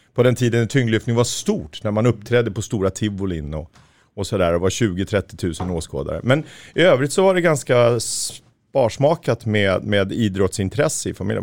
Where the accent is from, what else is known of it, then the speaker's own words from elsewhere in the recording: Märsta, Stockholm County, Sweden; lokaltidningen hemma i Märsta